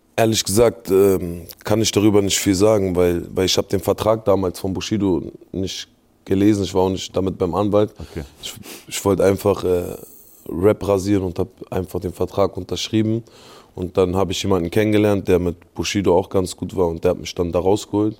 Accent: Berlin, Germany; ich bin in Lichterfelde groß geworden

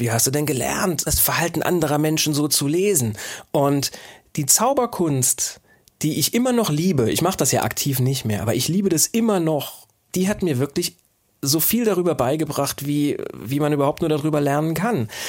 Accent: Saarbrücken, Saarland, Germany; an der Universität des Saarlandes, wo ich ja auch ursprünglich herkomme. Ich komme ja aus Saarbrücken

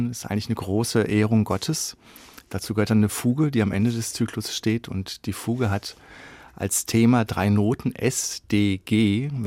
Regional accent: Beckum, North Rhine-Westphalia, Germany; Und ich komme ja aus Beckum, das ist eine Kleinstadt in Nordrhein-Westfalen.

